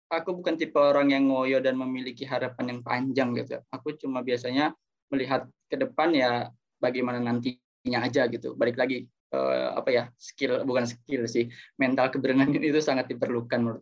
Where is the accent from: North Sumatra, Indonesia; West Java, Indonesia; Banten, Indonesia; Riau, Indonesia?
Banten, Indonesia; Tangerang; also born or lived in East Java; Ketika aku sudah kembali lagi ke kota asalku, Tangerang atau bahkan Jawa Timur, aku bisa bermanfaat bagi lingkungan masyarakat.